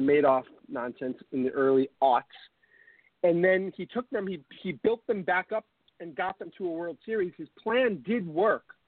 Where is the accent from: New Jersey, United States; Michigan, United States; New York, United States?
New York, United States; Long Island; I grew up on Long Island, so chances are I'm Italian and Irish